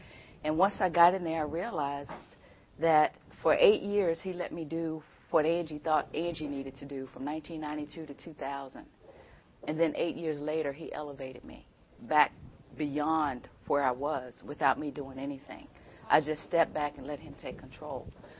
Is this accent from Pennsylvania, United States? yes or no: no; Amherst County, Virginia, United States; I grew up in Amherst County.